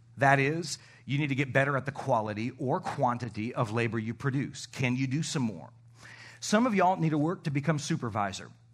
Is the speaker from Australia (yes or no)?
no; Canada; moved away; I am from the Great White North